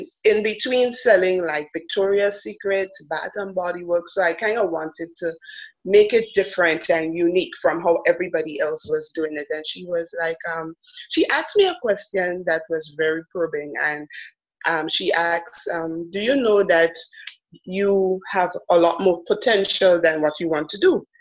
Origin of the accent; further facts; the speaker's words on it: Grenada; also born or lived in Trinidad and Tobago; I am Grenadian, but I was born in Trinidad